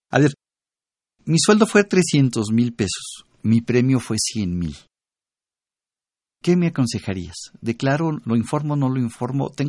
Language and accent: Spanish; Mexico; Pero soy mexicano.